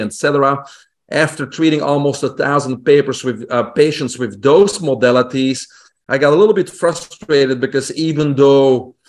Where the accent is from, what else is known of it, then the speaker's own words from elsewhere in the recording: Belgium; English is a second language; moved away; also born or lived in Brussels; I grew up in Belgium, in Europe, single home family